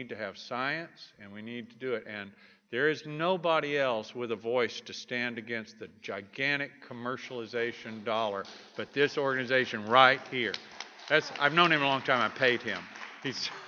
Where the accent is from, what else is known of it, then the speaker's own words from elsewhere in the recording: Texas, United States; I am a Texan